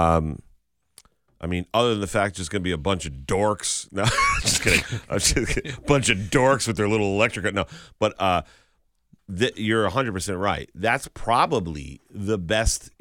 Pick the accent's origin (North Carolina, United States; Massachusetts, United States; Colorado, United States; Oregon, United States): Massachusetts, United States; Chicopee; I'm a veteran of good old Chicopee and Burnett Road.